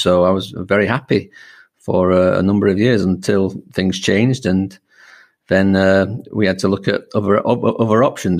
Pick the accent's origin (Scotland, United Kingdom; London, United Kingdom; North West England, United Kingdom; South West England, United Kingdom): North West England, United Kingdom; Manchester; moved away as an adult; now in Lucerne, Switzerland; I'm English. I'm from Manchester originally